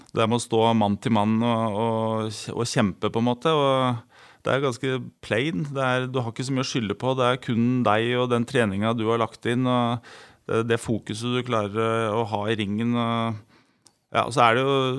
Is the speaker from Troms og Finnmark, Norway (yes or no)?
no; Elverum, Innlandet, Norway; jeg er fra Elverum og bodde på Søbakken